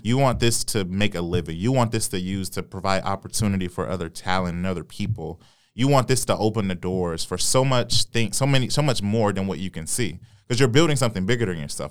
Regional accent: Detroit, Michigan, United States; I was born and raised on Seven Mile

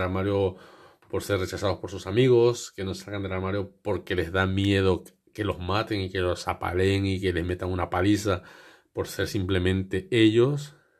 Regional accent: Spain; porque yo también soy español

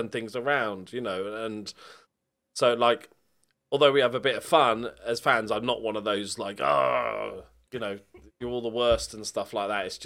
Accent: Bournemouth, South West England, United Kingdom; I'm from like, Bournemouth, so yeah, I'm about as far away in England as you can get from Liverpool.

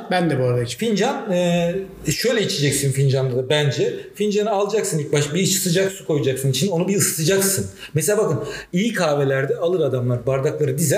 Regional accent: Black Sea Region, Turkey; O konudaki tespite bir Karadenizli olarak katılıyorum.

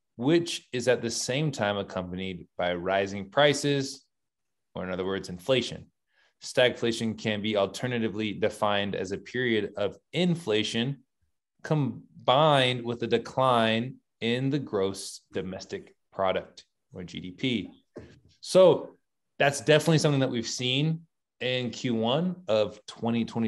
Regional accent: Sacramento, California, United States; now in Utah, United States; I went to California. That's where I'm from. I'm in Utah now again. Came back, drove back yesterday. But I'm from Sacramento

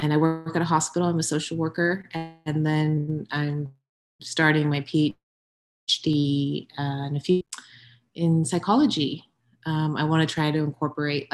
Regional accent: Ventura County, California, United States; moved away as an adult; also born or lived in China; I grew up in California, in Ventura County.

